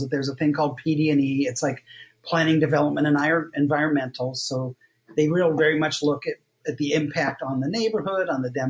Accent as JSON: {"language": "English", "region": "Ohio", "country": "United States", "said": "that's when I came fresh from Ohio, very monolingual, very idealistic"}